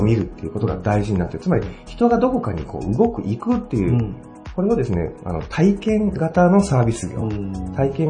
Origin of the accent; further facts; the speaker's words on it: Tsuyama, Okayama, Japan; 私は津山出身で